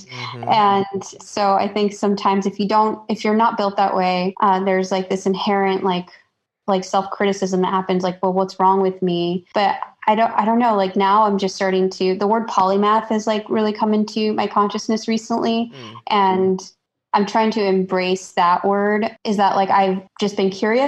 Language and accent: English; Chicago, Illinois, United States; moved away as an adult; also born or lived in New York City; I was born and raised in Chicago, and I went to school in Illinois